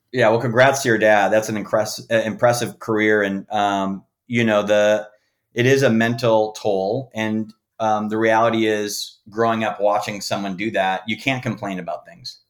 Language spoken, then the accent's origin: English; Green Bay, Wisconsin, United States; moved away as an adult; now in Los Angeles, United States; I'm from Green Bay, Wisconsin